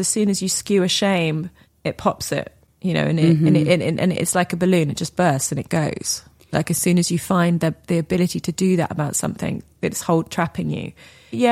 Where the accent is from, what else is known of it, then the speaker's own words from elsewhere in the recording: Weybridge, South East England, United Kingdom; I grew up in Weybridge in Surrey